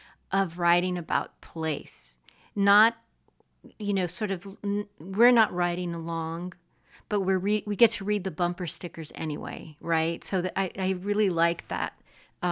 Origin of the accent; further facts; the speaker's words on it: Texas-Mexico border, United States; I'm from the Texas-Mexico border